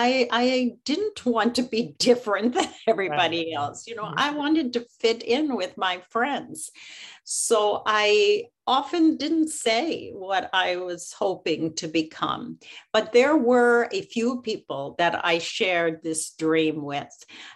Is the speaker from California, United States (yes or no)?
no; Philadelphia, Pennsylvania, United States; I grew up in Philadelphia, and I belong to Congregation Knesset Israel, which was a Reform congregation.